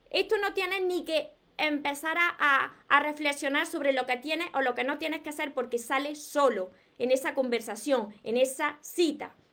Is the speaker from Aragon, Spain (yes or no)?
no; Córdoba, Andalusia, Spain; yo soy de aquí del sur de España. En el sur de España pues tenemos un acento peculiar. Además yo soy de Córdoba. Yo no renuncio a mi acento.